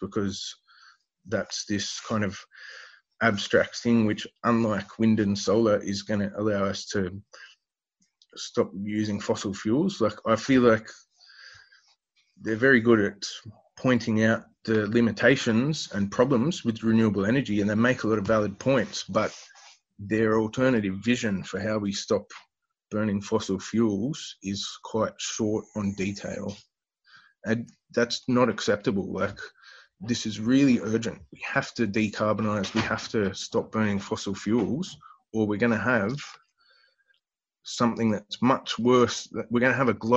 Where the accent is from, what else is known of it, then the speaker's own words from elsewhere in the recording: Newcastle, New South Wales, Australia; I grew up in Newcastle, the world's biggest coal port.